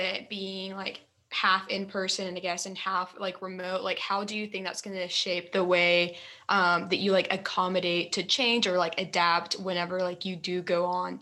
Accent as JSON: {"language": "English", "region": "Texas", "country": "United States", "moved": "as an adult", "lives_now": "Arkansas, United States", "said": "I'm also from Texas. So I like completely understand like moving to a different state, like far away from home"}